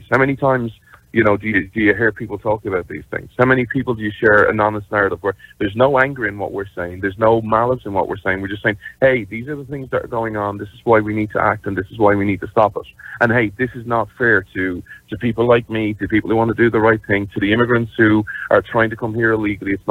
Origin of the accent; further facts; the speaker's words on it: Ireland; this is just because, you know, I'm Irish and stuff, like, I wish you'd start deporting Irish people